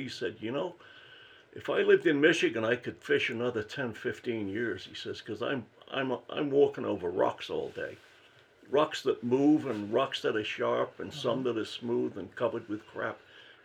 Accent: North Wales, United Kingdom; also born or lived in Windsor, Canada; now in United States; I'm from North Wales

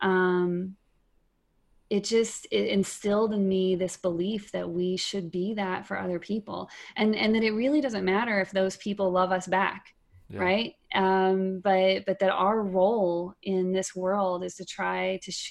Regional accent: East Texas, United States; now in Minnesota, United States; I grew up in East Texas and I was one of six kids

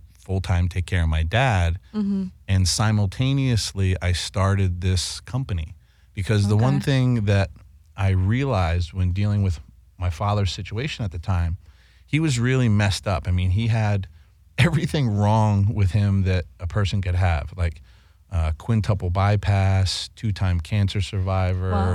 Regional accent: East Coast, United States; I grew up in a house on the East Coast and an Italian household on the East Coast

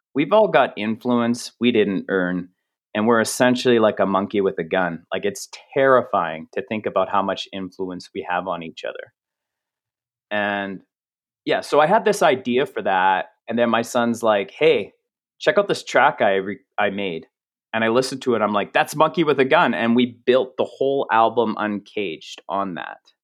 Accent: Canada; I'm Canadian

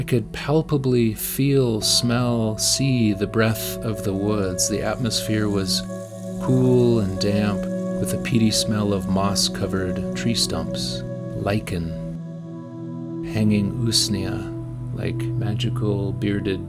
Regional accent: Shoreline, Washington, United States; As a child, I grew up in Shoreline, a small community just north of Seattle

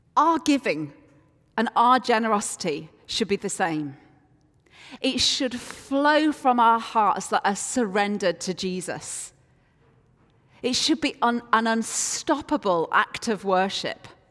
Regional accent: Yorkshire and the Humber, United Kingdom; I am from Yorkshire, and Yorkshire people are renowned for being reluctant to part with our cash

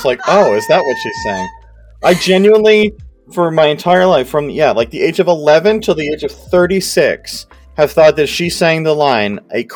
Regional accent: Ottawa, Ontario, Canada; we're from Ottawa

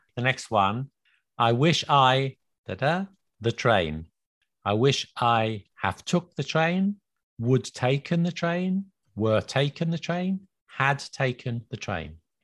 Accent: England, United Kingdom; accent: very British, very English; now in France; live in France and I try to speak French, but my accent is very British, very English

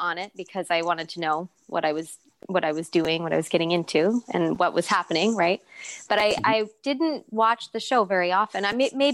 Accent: San Jose, California, United States; also born or lived in Pasadena, California; I grew up in San Jose, California, until I was about 15, and then we moved to Los Angeles, to Pasadena

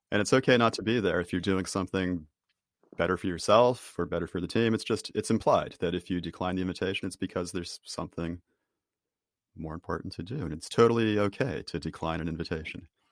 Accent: Boston, Massachusetts, United States; I'm from Boston

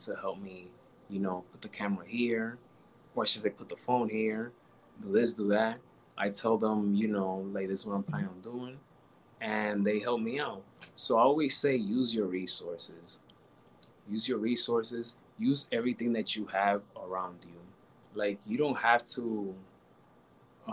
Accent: New York, United States; I was born and raised in New York

